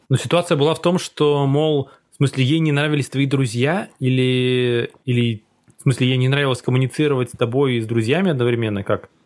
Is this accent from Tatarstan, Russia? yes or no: no; Cherepovets, Vologda Oblast, Russia; moved away; в моем родном городе, где очень узкая комьюнити, и где, типа, друзья, ну, в смысле, друзья твои, друзья твои девушки, это, типа, ну, весь череповец